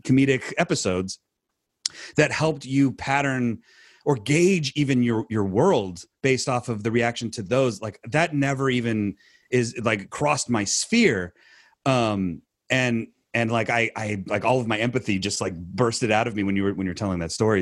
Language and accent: English; California, United States; we're from California